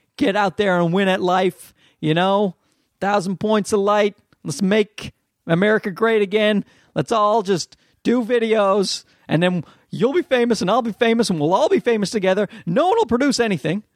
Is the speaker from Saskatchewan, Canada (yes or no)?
no; Newfoundland and Labrador, Canada; accent: Newfie; my Newfie accent